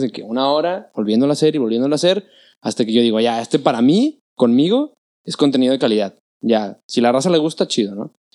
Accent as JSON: {"language": "Spanish", "town": "Monterrey", "region": "Nuevo León", "country": "Mexico", "tie": "born or raised there", "said": "soy mexicano, mexicano, o sea, de Monterrey toda la vida"}